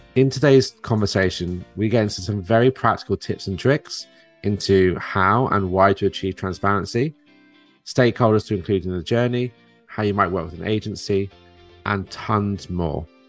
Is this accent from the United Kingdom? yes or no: yes; United Kingdom; now in New Jersey, United States; me being a Brit here